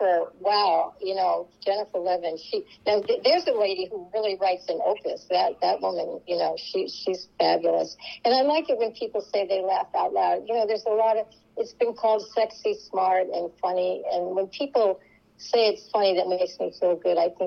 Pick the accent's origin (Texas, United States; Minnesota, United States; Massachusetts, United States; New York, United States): Massachusetts, United States; Scituate; now in Jersey City, United States; I grew up in Scituate, Massachusetts, or near Scituate